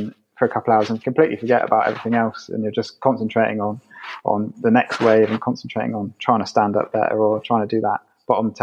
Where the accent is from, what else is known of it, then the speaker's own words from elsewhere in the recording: Somerset, South West England, United Kingdom; moved away as an adult; now in London, United Kingdom; I'm from Somerset, and at the moment I'm living in London